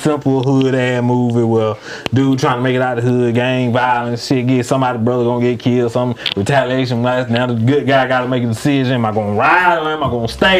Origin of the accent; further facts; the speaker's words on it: Griffin, Georgia, United States; we grew up in Griffin.